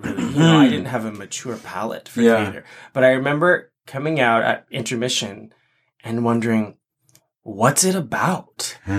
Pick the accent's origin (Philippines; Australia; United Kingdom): Philippines; so I'm Filipino and that show is iconic for Filipinos because so many Filipino performers get to perform.